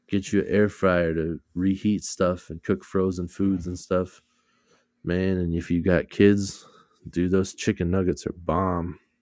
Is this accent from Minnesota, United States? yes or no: yes; Minnesota, United States; we're from Minnesota